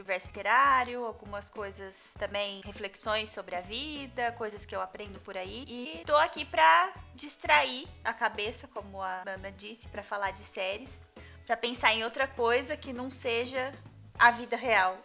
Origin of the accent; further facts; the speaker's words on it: Ribeirão Preto, São Paulo, Brazil; Eu sou de de Ribeirão Preto, sou tradutora